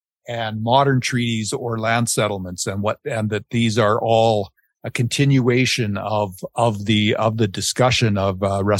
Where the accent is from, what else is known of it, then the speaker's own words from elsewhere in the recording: Penticton, British Columbia, Canada; the band in my hometown is still called Penticton Indian Band.